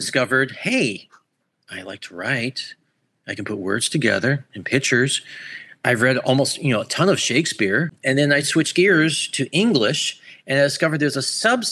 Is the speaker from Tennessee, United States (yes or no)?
no; Orlando, Florida, United States; also born or lived in Buffalo, New York; I was born in Buffalo, New York, raised in Orlando, Florida